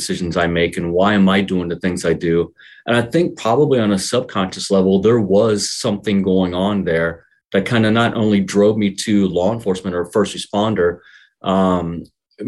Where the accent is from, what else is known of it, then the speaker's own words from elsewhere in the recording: Milford, Ohio, United States; I grew up in Milford, small family, mother and father and a brother